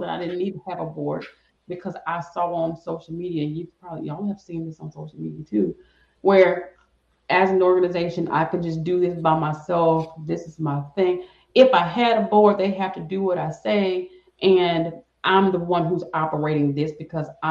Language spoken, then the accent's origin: English; the South, United States; I'm from the South